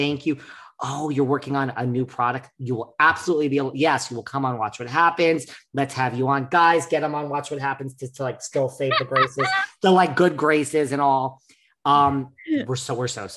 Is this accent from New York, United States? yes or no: yes; New York City, New York, United States; as a New Yorker